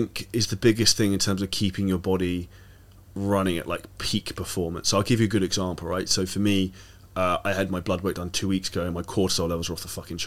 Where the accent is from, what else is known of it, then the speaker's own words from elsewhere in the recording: United Kingdom; moved away as an adult; now in Dubai, United Arab Emirates; we're both British